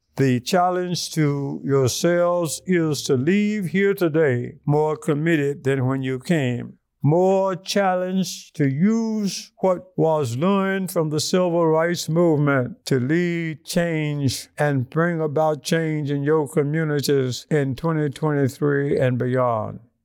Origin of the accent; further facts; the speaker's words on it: Montgomery, Alabama, United States; I grew up in the Washington Park section of Montgomery, Alabama, as a teenager in nineteen thirty and nineteen forties